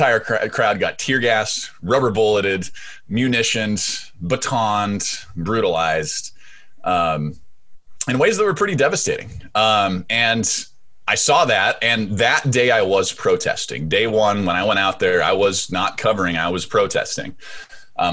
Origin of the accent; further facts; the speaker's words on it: Seattle, Washington, United States; I grew up in Seattle